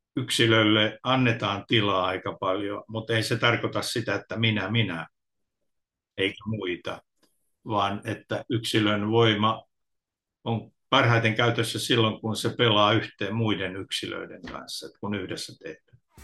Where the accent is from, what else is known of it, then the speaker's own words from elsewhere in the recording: Tampere, Pirkanmaa, Finland; Mä oon kotoisin Tampereelta